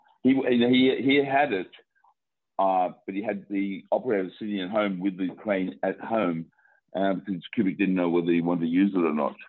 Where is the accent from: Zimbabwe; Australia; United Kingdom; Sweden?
Australia; I'm Australian